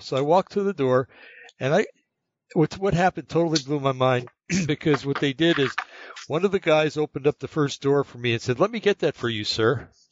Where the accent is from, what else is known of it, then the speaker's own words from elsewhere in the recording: New Jersey, United States; moved away; also born or lived in California / North Carolina; I grew up in New Jersey and then moved to California